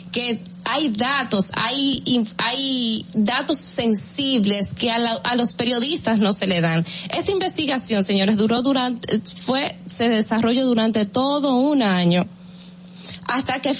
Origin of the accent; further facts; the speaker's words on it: Dominican Republic; en Nueva York el problema está en que somos los mismos dominicanos los que los que resultamos afectados